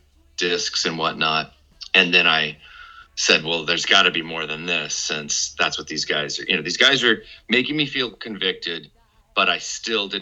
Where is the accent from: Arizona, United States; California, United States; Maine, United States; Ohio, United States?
California, United States; Redding; I grew up in Redding, California.